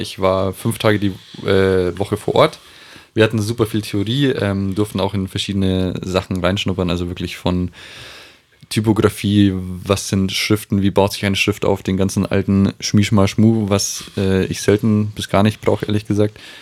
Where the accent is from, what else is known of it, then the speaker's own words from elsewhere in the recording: Aichach, Bavaria, Germany; moved away; Wir sind ursprünglich aus Eichach.